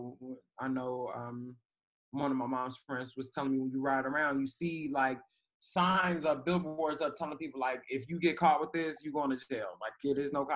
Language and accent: English; Chicago, Illinois, United States; I'm from Chicago, but, you know, spending time in Alabama and all these rural places